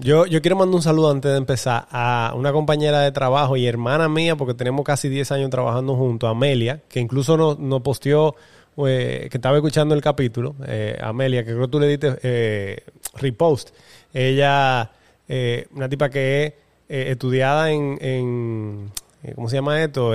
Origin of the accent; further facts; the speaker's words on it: Dominican Republic; Como los dominicanos siempre montamos el coro y la banda